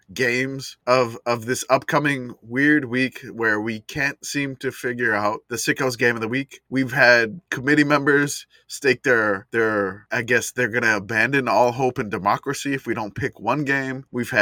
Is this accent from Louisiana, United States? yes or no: yes; Louisiana, United States; moved away; also born or lived in San Antonio; Well, I mean, I'm from Louisiana